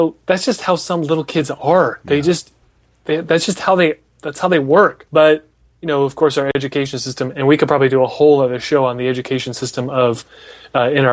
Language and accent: English; Des Moines, Iowa, United States; I'm from Des Moines